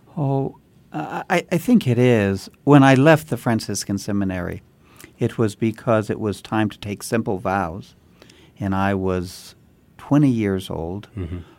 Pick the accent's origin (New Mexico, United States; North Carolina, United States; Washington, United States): New Mexico, United States; Santa Fe; I was born and raised in Santa Fe